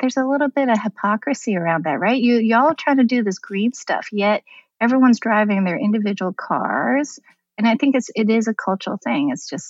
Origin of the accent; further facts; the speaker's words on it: New York, United States; Like, I'm from New York. The bus is there.